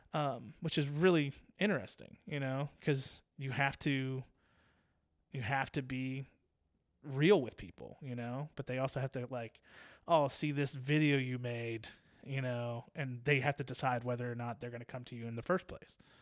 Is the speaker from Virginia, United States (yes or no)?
yes; Virginia Beach, Virginia, United States; moved away; I was born and raised in Virginia Beach